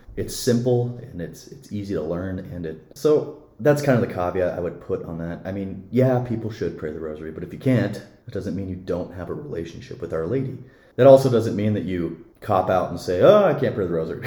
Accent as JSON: {"language": "English", "town": "Billings", "region": "Montana", "country": "United States", "tie": "born or raised there", "lives_now": "Missoula, United States", "said": "I grew up in Billings"}